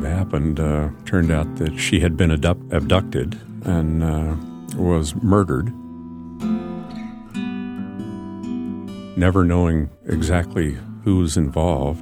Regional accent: Anchorage, Alaska, United States; When I was growing up in Anchorage

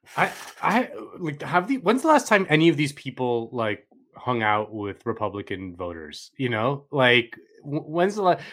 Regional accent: Florida, United States; I'm from Florida

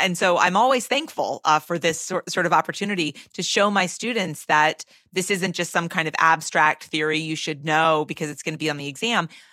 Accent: Massachusetts, United States; I'm from Massachusetts

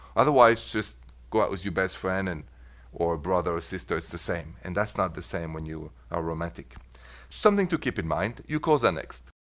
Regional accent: Paris, Île-de-France, France; moved away as an adult; now in United States; I was born and raised in Paris and I've been in this beautiful country of mine, America, for the last twenty-four years

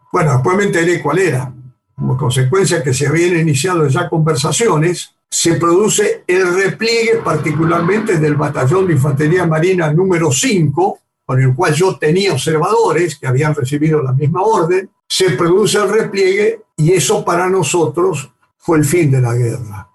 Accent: Argentina; tanto argentinos como británicos

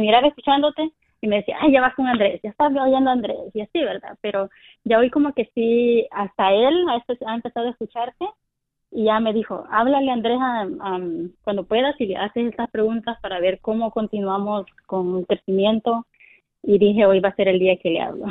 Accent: El Salvador; now in California, United States; Yo soy del, del de Salvador

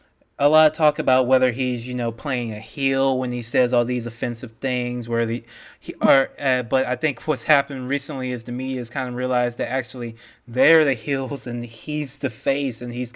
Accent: United States; as an American

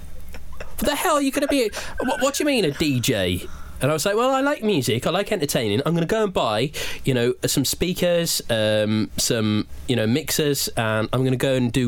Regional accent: Basingstoke, South East England, United Kingdom; moved away as an adult; also born or lived in Wales; where I was brought up in Basingstoke in Hampshire.

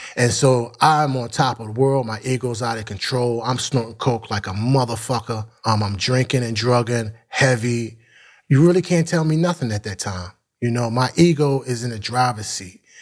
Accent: Philadelphia, Pennsylvania, United States; also born or lived in Mount Airy, Philadelphia / West Oak Lane, Philadelphia; North Philly, born and raised.

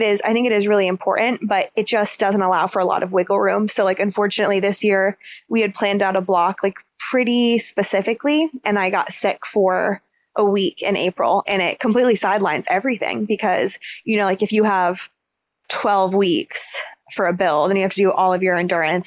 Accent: United States; being American

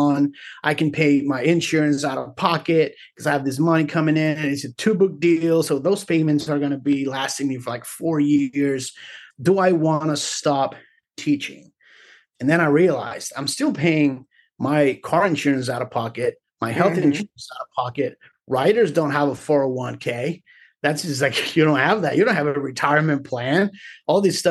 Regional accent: Carolina, Puerto Rico; moved away as an adult; also born or lived in Río Piedras, Puerto Rico; now in Austin, United States; I was born in Rio Piedras, right next to the university, and grew up in Carolina.

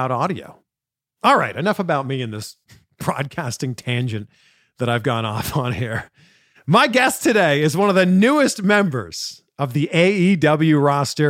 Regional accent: just outside of Toronto, Ontario, Canada; we're both from around the same area, just outside of Toronto. We're both Canadian.

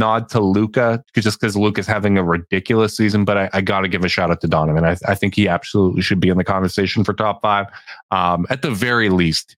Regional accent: Canada; I'm Canadian as hell

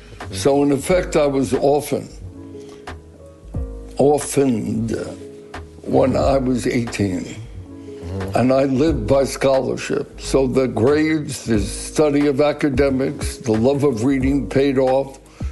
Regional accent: Brooklyn, New York, United States; You know, growing up in Brooklyn has been, in many ways, very important for my life. Number one, it was a melting pot, so that although my neighborhood was predominantly Jewish, there were enough immigrants, if you will, from Ireland, from Italy.

